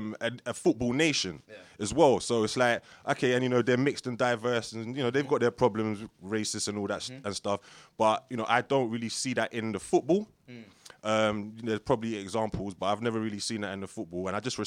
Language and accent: English; London, United Kingdom; I grew up in Islington, down the road from Highbury